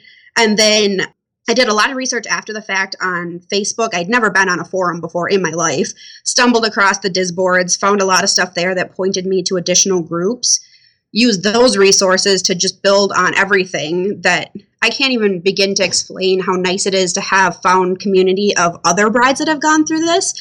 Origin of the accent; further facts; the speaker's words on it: Minnesota, United States; We're from Minnesota